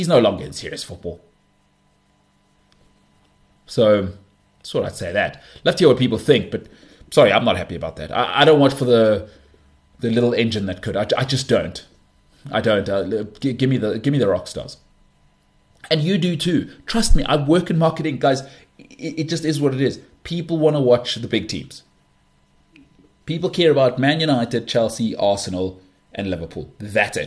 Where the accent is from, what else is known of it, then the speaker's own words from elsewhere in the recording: South Africa; I'm from South Africa.